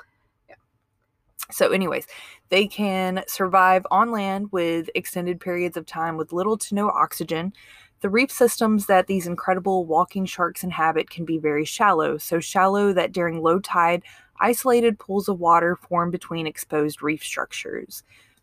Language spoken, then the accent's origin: English; Mississippi, United States; I'm from Mississippi